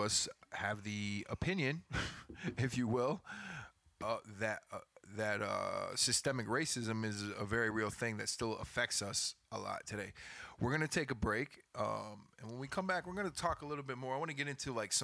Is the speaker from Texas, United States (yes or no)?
yes; Houston, Texas, United States; also born or lived in Binghamton, New York; when I was about 4 years old, my parents moved to Houston, Texas